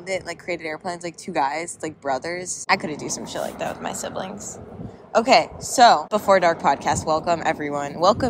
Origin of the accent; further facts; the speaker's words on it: Massachusetts, United States; moved away as an adult; now in Burbank, United States; Technically, I'm from Massachusetts. I moved here, like, a year ago.